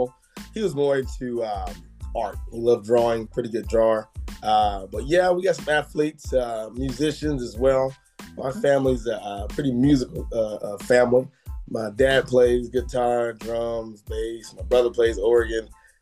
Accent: Indianapolis, Indiana, United States; So born and raised in Indianapolis, Indiana. I'm a hometown kid

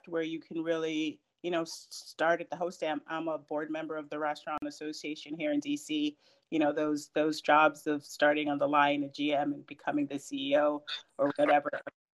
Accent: Jamaica; also born or lived in Puerto Rico / Boston; now in Washington, D.C., United States; I'm originally from Jamaica. I grew up in Jamaica and Puerto Rico

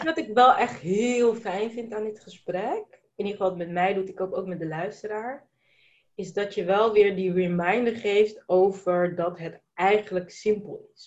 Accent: Netherlands; also born or lived in Spain / Brussels / Abu Dhabi; ik ben in Nederland geboren

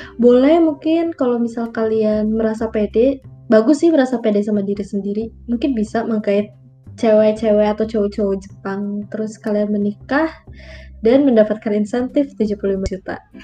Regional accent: Indonesia; kita besar di Indonesia

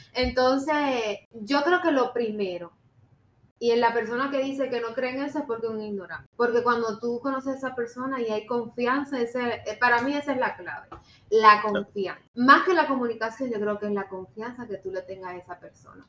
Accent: Cuba; moved away as an adult; now in United States; yo soy cubana

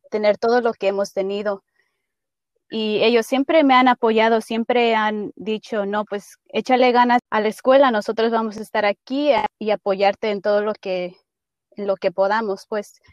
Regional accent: Idaho, United States; moved away as an adult; also born or lived in Dolores Hidalgo, Guanajuato, Mexico / Pocatello, Idaho; now in Oregon, United States; vinimos a Idaho cuando yo tenía unos cuatro años y crecí en Idaho

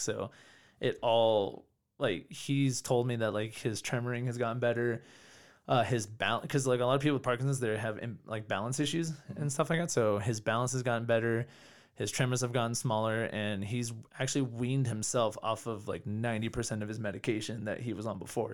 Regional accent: California, United States; moved away as an adult; now in Denver, United States; I grew up in California, then I moved to Colorado six years ago

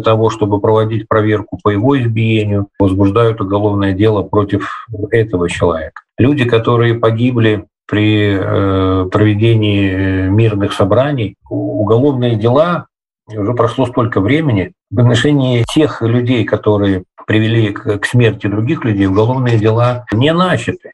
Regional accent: Vitebsk, Vitebsk Region, Belarus; also born or lived in Estonia; вернулся в родную Беларусь, в родной город Витебск

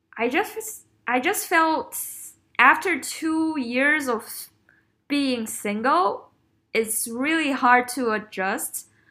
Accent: China; moved away as an adult; growing up in China is tough.

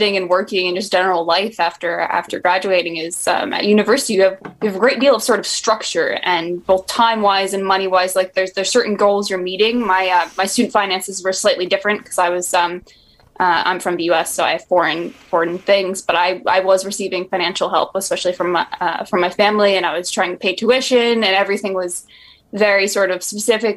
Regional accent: United States; moved away as an adult; now in United Kingdom; I am a media graduate from the U.S. Hence my. My accent might sound a little different

